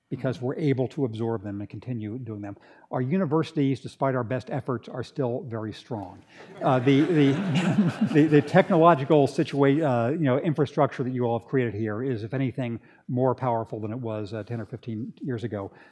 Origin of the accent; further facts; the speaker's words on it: Redlands, California, United States; moved away as an adult; also born or lived in Berkeley, California / England / Washington, D.C.; where I grew up in Redlands